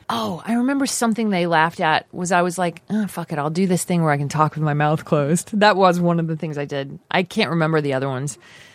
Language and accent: English; Texas, United States; also born or lived in Austin; now in Los Angeles, United States; I'm from Texas